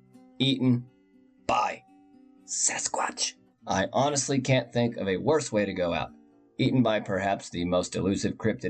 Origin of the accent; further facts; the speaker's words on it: Oklahoma, United States; my home state of Oklahoma